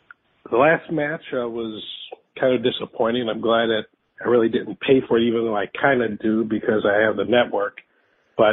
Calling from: Aurora, Illinois, United States; Yeah, this is … from Aurora.

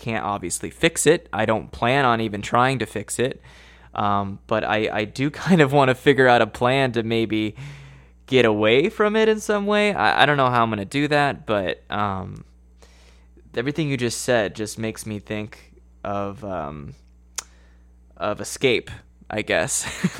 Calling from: Idaho, United States; I'm in within the United States. I'm calling you from Idaho.

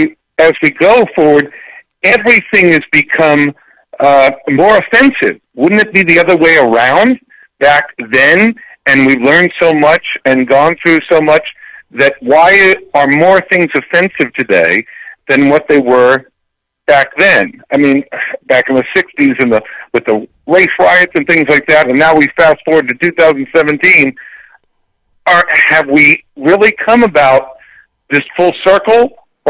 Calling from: Plantation, Florida, United States; from Plantation

